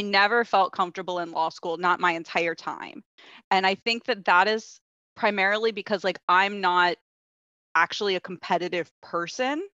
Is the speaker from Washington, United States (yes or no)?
no; Ocala, Florida, United States; moved away as an adult; also born or lived in Los Angeles, United States / London, United Kingdom; now in Canada; I grew up in Florida